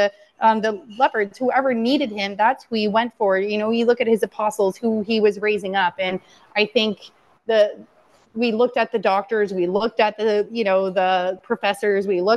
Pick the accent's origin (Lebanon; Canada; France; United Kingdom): Canada; London, Ontario; London, Ontario, my hometown